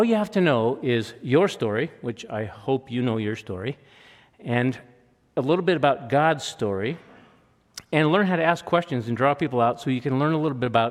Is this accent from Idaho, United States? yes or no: yes; Rathdrum, Idaho, United States; I grew up in Rathdrum, Idaho